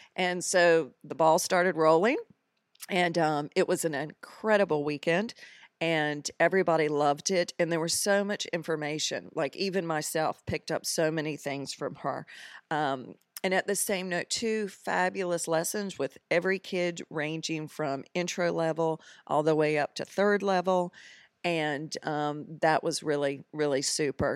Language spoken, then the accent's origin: English; Greensboro, North Carolina, United States; moved away as an adult; now in Bermuda; I am originally from Greensboro, North Carolina